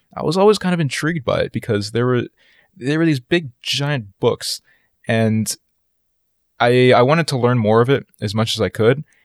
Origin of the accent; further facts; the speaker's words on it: East Coast of the United States, United States; I grew up a lot on the East Coast of the United States, so the suburbs are where I spend most of my days